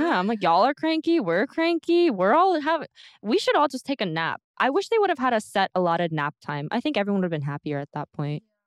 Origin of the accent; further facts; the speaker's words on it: United States; now in South Korea; I'm from America.